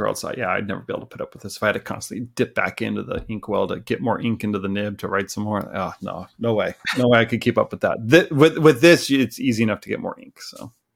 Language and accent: English; Southern California, United States; moved away as an adult; also born or lived in Kitchener, Ontario; now in Vancouver, Canada; I grew up in Southern California.